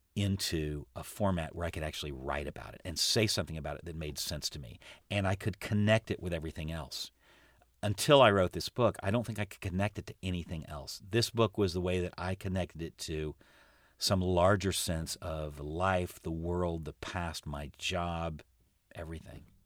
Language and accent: English; United States; as an American